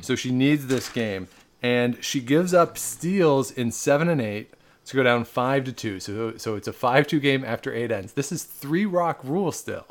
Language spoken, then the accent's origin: English; Canada; we're Canadian.